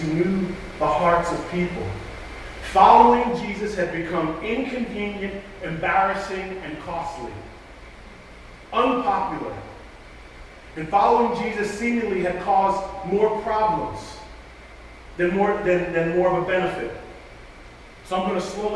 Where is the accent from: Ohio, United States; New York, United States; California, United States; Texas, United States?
New York, United States; moved away as an adult; also born or lived in Raleigh, North Carolina; I'm from New York, and so I'm used to people being a little bit more open and free